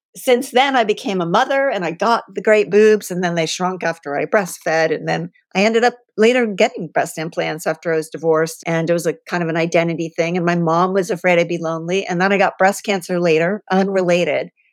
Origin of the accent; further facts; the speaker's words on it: Columbus, Ohio, United States; moved away; also born or lived in California; I grew up in Columbus, so I'm a Buckeye